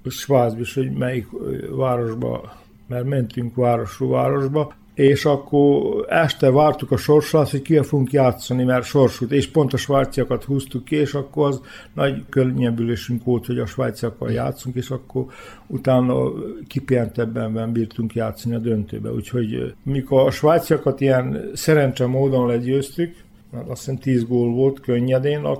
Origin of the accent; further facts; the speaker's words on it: Hungary; Nem volt egyszerű magyarként. Nem volt, mert tudtam magyarul, ők tudták, hogy tudok magyarul